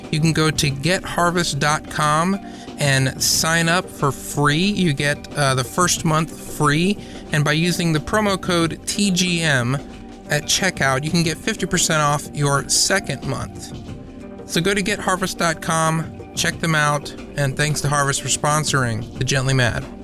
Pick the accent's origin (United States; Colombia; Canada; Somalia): Canada; I was going to say, except for the fact that he's Canadian, but I'm also Canadian, or at least part Canadian, so that too.